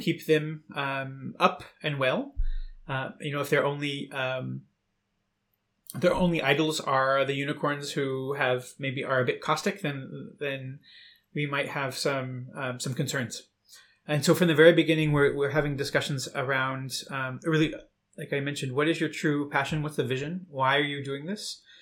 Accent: United States; moved away as an adult; now in Berlin, Germany; I'm originally from the United States

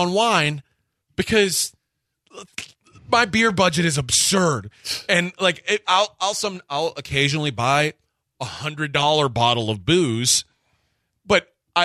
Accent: United States; I'm American

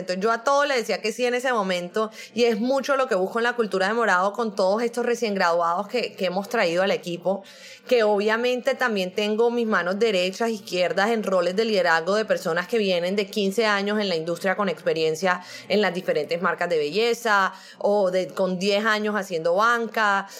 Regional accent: Barranquilla, Atlántico, Colombia; also born or lived in Brazil; yo soy colombiana, pero soy de Barranquilla. Barranquilla es toda la costa atlántica de Colombia

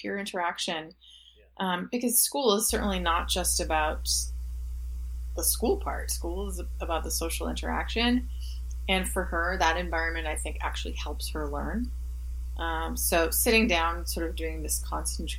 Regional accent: Halifax, Nova Scotia, Canada; also born or lived in Montreal; Montreal is a hometown for me, but Halifax is my hometown

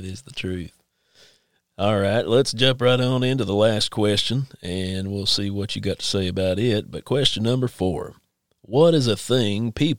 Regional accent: Eastern Kentucky, United States; moved away; I'm from Eastern Kentucky originally, and I grew up in church and stuff.

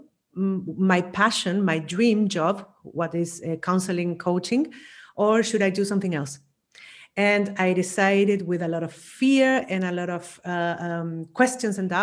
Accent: Chile; moved away as an adult; also born or lived in Vienna, Austria; now in Spain; I'm originally from Chile

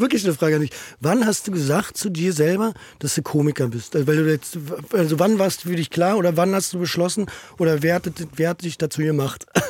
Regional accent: Berlin, Germany; Ich bin in Steglitz

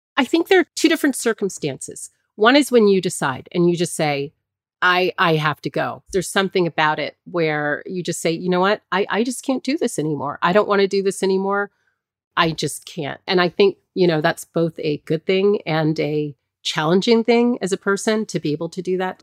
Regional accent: Hampton, Virginia, United States; I grew up in Hampton, Virginia

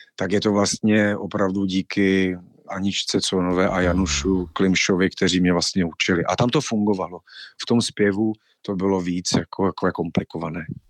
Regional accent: Ostrava, Moravian-Silesian Region, Czechia; moved away as an adult; also born or lived in Havířov / Krkonoše; now in Prague, Czechia; Letos to bude dvacet let, co jsem z Ostravy odešel

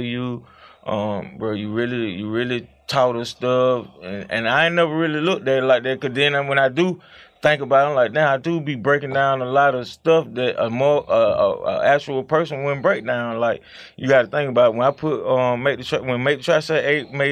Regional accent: Atlanta, Georgia, United States; We come from Mountain Park off Custer Avenue.

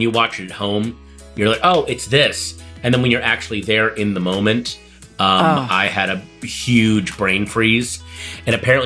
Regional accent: Northern Virginia, United States; I grew up in the bland suburbs of Northern Virginia

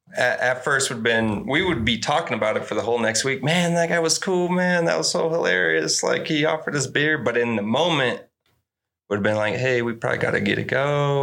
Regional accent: Deming, New Mexico, United States; also born or lived in Nueva Casas Grandes, Mexico; And so I grew up in Mexico. I was born in Mexico. I moved out to Deming when I was 3 to 18. So I went to high school, elementary, everything in Deming, New Mexico.

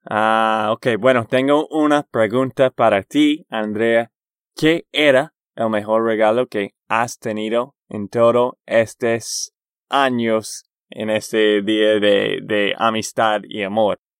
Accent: Texas, United States; de Texas, Estados Unidos

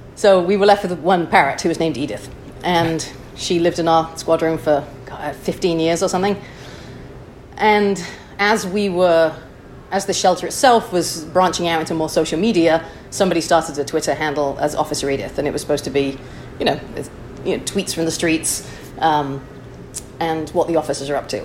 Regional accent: Chester, North West England, United Kingdom; moved away as an adult; also born or lived in Wichita, Kansas; now in San Francisco, United States; I'm originally from Chester, England

